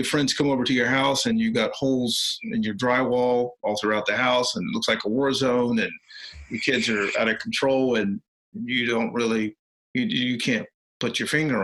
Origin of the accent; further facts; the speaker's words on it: West Virginia, United States; now in Washington, United States; I am from West Virginia